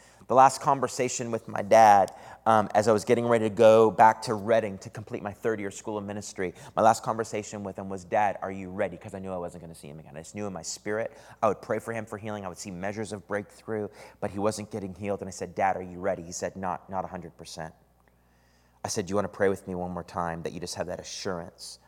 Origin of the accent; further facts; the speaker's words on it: Eastern Canada, Canada; moved away as an adult; also born or lived in Redding, California; now in San Antonio, United States; Every summer, I would go back to Canada. That's where I'm from Eastern Canada